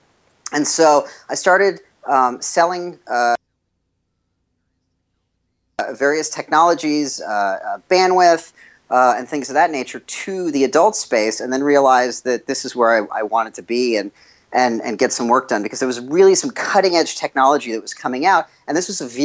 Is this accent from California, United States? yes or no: yes; Los Angeles, California, United States; I grew up in Los Angeles